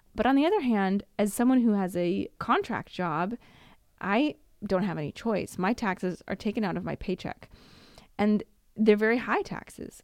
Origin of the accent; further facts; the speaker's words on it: Washington, United States; moved away as an adult; now in Italy; was born in Washington State and my passport says I was born in Washington